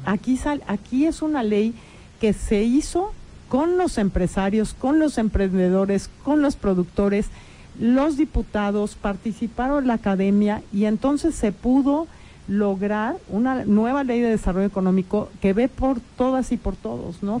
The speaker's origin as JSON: {"language": "Spanish", "country": "Mexico", "said": "eso somos las mexicanas y los mexicanos"}